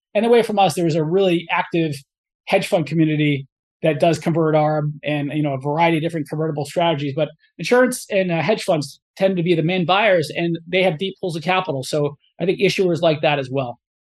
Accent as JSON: {"language": "English", "town": "Cumberland", "region": "Rhode Island", "country": "United States", "tie": "born or raised there", "said": "I grew up in, in Cumberland, Rhode Island, which is right on the Massachusetts border."}